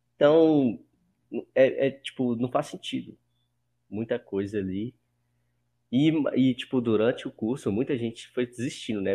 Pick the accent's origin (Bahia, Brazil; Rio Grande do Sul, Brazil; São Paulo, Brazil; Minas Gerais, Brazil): Minas Gerais, Brazil; Pirapora; moved away as an adult; now in Belo Horizonte, Brazil; Eu moro em BH, mas nasci em Pirapora, que é uma cidade de 50 mil habitantes